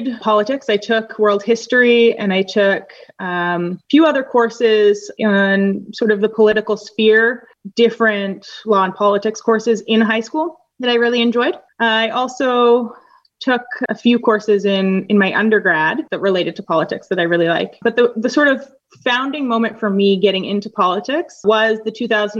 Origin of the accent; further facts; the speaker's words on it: Winnipeg, Manitoba, Canada; moved away as an adult; also born or lived in Northern Ireland / Madison, Wisconsin; I am from Winnipeg, Manitoba, Canada